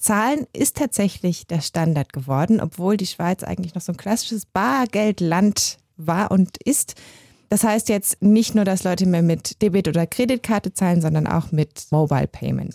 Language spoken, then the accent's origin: German; Germany; now in Switzerland; ich komme ja aus Deutschland, wie man hört